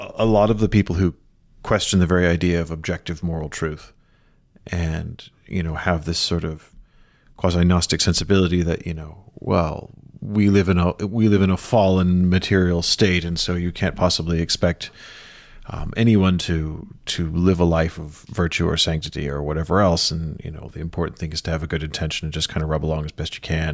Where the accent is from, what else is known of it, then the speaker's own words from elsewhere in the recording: Chicago, Illinois, United States; moved away; the neighborhood where I, that I was born into in Rogers Park